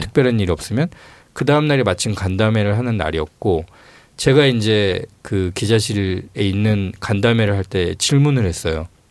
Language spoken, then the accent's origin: Korean; Honam, South Korea; 제가 이제 호남 출신인데